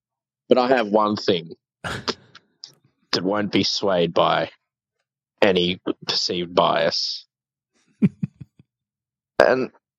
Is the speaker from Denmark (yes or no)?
no; Canada; Like I said, I'm very Canadian.